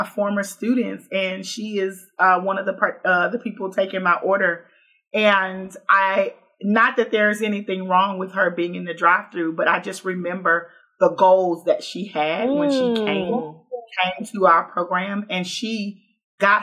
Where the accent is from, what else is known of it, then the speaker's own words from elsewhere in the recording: Houston, Texas, United States; now in Baton Rouge, United States; I grew up in the oldest Black neighborhood in Houston, Texas